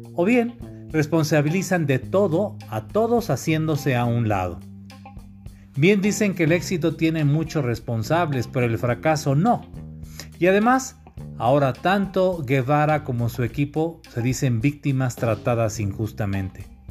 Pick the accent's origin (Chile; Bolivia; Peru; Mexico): Mexico